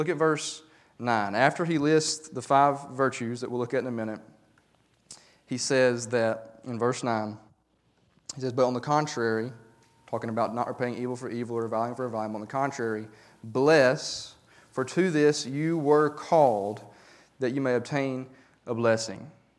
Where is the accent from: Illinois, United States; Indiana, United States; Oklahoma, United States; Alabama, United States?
Alabama, United States; Talladega; I used to have a pastor at the church that I grew up in Talladega.